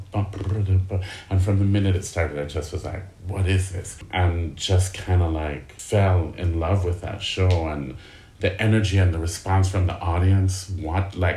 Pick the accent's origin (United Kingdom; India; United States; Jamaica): Jamaica; Kingston; I am from Kingston, Jamaica